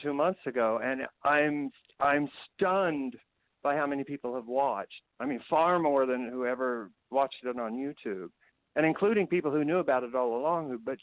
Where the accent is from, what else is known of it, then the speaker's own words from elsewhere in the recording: Indiana, United States; moved away as an adult; also born or lived in San Francisco, California; now in Culver City, United States; me as a wannabe gay actor growing up in Indiana